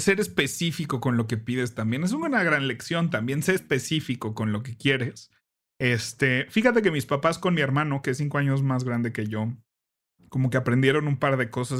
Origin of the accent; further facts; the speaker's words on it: Mexico; como mexicanos que tenemos Santa Claus y luego Reyes Magos